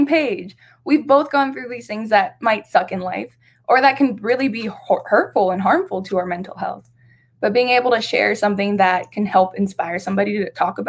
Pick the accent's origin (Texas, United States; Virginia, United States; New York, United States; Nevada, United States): Nevada, United States; Las Vegas; I was born and raised here in Las Vegas, Nevada. It is my hometown